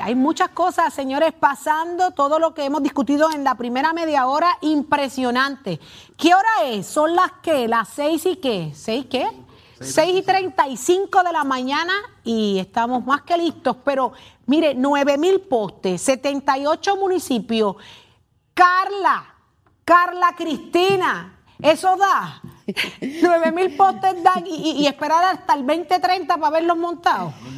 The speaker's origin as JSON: {"language": "Spanish", "country": "Puerto Rico", "said": "somos los puertorriqueños"}